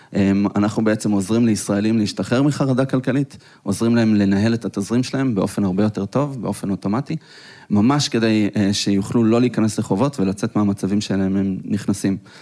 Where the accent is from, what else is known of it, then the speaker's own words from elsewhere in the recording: Petah Tikva, Central District, Israel; אנחנו גדלנו בשכונה לא כל כך טובה, פתח תקווה